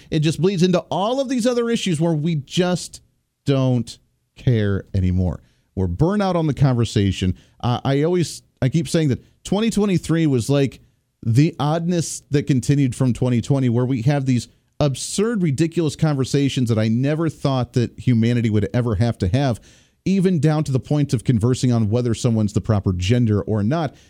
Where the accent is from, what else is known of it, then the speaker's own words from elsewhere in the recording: Colorado, United States; I grew up in Colorado